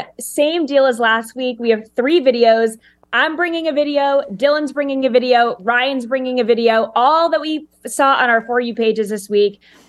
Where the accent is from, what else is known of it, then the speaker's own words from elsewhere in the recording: United Kingdom; There are people from other countries. I'm British. I have no clue what a quarterback even is